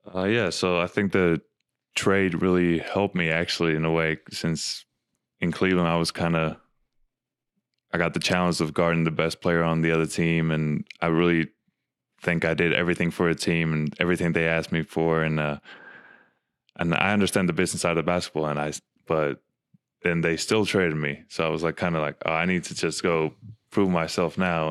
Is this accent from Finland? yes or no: yes; Finland; moved away as an adult; also born or lived in Arizona / Utah; now in Salt Lake City, United States; growing up in Finland